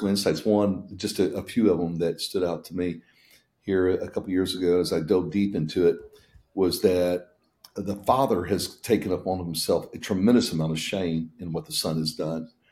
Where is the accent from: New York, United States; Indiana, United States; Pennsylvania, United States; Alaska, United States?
Indiana, United States; moved away; also born or lived in Tennessee; I grew up in Indiana